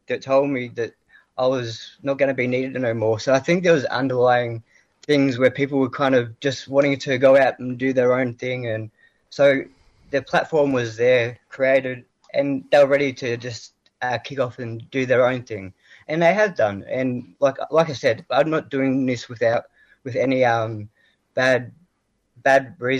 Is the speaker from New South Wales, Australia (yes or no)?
no; Ballarat, Victoria, Australia; also born or lived in Melbourne; my hometown in Ballarat